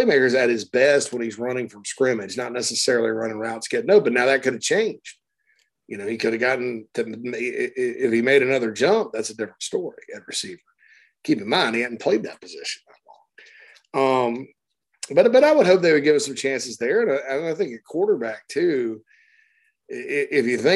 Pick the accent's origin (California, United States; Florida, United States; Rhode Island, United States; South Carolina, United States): South Carolina, United States; Spartanburg; my hometown of Spartanburg, Sparkle City, South Carolina. Very proud Sparkle City, proud native of the Berg